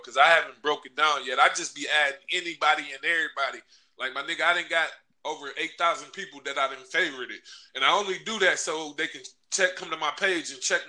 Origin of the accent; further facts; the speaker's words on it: Chicago, Illinois, United States; now in Racine, United States; I'm from the Midwest. A little bit about me: I'm from Chicago, but I'm in Wisconsin. I've been in Wisconsin since '91. A little town called Racine